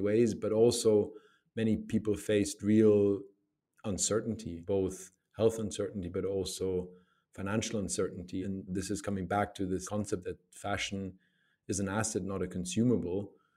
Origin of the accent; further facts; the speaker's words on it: Germany; I grew up in Germany.